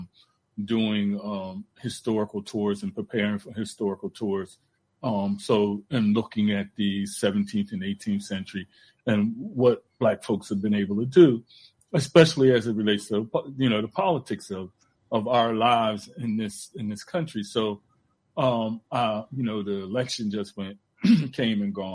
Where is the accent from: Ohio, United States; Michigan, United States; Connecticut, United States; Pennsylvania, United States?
Pennsylvania, United States; Philadelphia; growing up in Philly